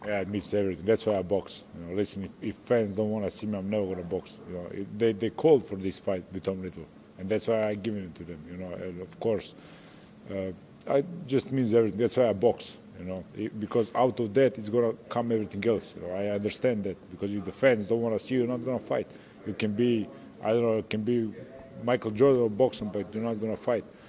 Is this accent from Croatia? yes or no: yes; Croatia; English is a second language; I'm from Croatia, from a small country. I represent Croatia here